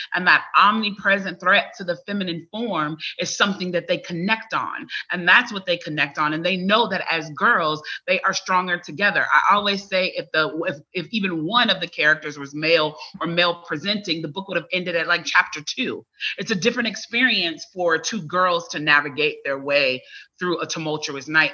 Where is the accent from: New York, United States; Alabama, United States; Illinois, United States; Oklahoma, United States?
Illinois, United States; Chicago; moved away as an adult; now in Atlanta, United States; as a child, I grew up in Chicago